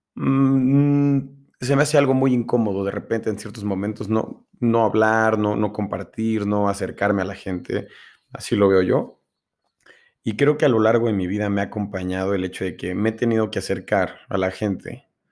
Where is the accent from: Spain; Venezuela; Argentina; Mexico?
Mexico; Mexico City; moved away as an adult; now in Puebla, Mexico; Nací en la Ciudad de México hasta los 18 años, casi 19, y me vine a Puebla. Actualmente vivo y radico aquí